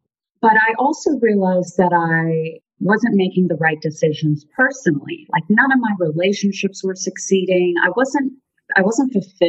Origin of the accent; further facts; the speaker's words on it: South Africa; now in United States; So I'm originally from South Africa, and our parents, I have two brothers and a sister, and our parents moved us here to pursue the American dream.